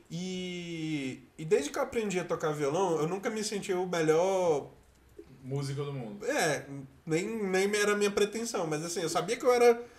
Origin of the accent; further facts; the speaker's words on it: Brasília, Federal District, Brazil; meu ápice de candango